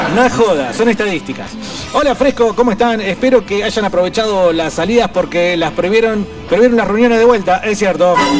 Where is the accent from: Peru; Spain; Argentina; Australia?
Argentina; Buenos Aires; creciendo en la capital, en Buenos Aires